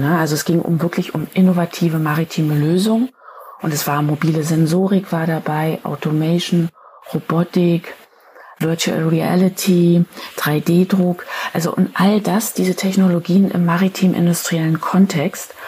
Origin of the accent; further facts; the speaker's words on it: Berlin, Germany; Ich bin Berlinerin